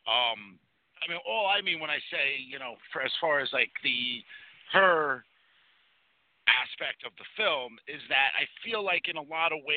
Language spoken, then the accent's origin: English; New York, United States; Growing up in New York